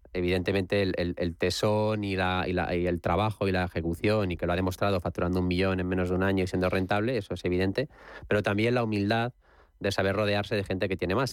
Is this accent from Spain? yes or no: yes; Alicante, Valencian Community, Spain; also born or lived in Madrid; yo he vivido gran parte de mi, infancia en Alicante y para mí, aunque soy nacido en Madrid, pero me considero mitad